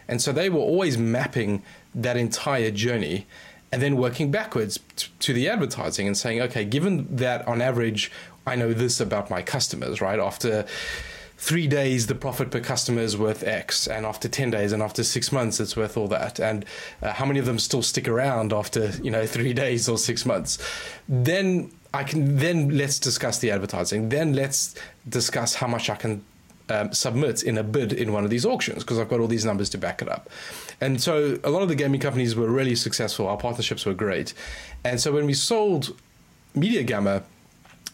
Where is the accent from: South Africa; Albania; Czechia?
South Africa; moved away as an adult; now in United Kingdom; I grew up, I spent the first, 20 something odd years in South Africa.